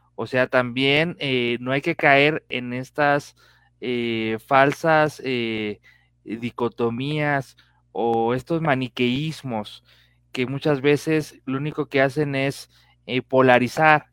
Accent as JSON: {"language": "Spanish", "country": "Mexico", "said": "como mexicanos"}